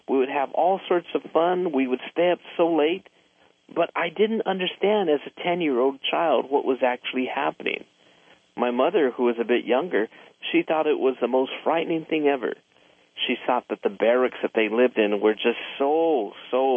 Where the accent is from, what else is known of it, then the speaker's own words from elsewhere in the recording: Los Angeles, California, United States; I grew up in West Los Angeles in a community where virtually everybody there was Japanese-American